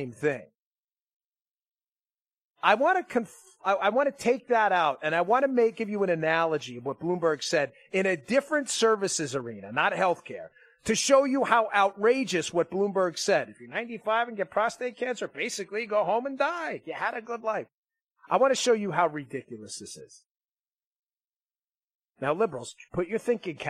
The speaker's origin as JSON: {"language": "English", "region": "New York", "country": "United States", "said": "I'm from New York"}